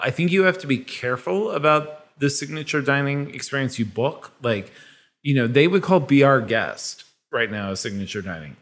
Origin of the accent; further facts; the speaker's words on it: Kansas, United States; moved away; I grew up in Kansas where we would go to Worlds of Fun as our little theme park